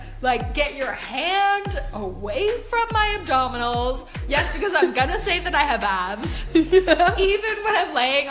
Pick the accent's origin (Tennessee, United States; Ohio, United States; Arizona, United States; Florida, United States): Florida, United States; Sarasota; moved away as an adult; also born or lived in Amsterdam / London; now in Sweden; I was born in Amsterdam, lived there for 2 years, then I moved to London, lived there for 6. Then I moved to the States, so I grew up in Florida, and in Sarasota, Siesta Key, for 15 years.